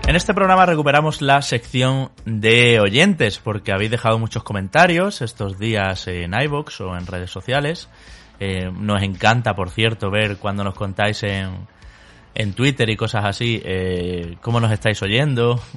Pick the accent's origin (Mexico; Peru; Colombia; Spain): Spain; nuestro país, España